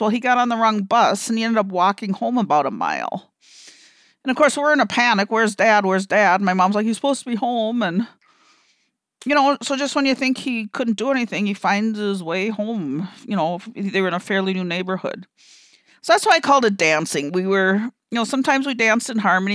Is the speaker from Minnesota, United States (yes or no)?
yes; Minnesota, United States; I'm from Minnesota and they say that we're kind of indirect up here